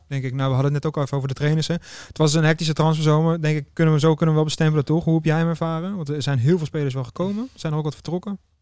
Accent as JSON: {"language": "Dutch", "country": "Netherlands", "said": "ook als Nederlander zijn"}